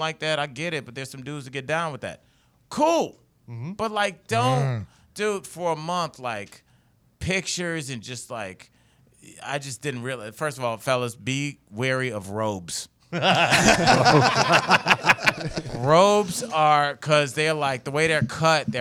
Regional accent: Midwest, United States; I'm from the Midwest.

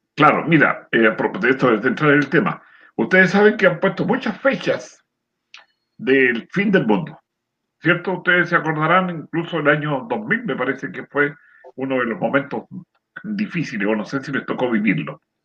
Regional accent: San Antonio, Valparaíso, Chile; yo soy nacido en el campo, cerca de San Antonio, por allá por Cuncumén

